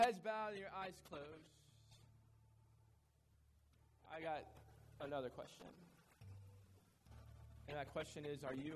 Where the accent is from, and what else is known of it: United States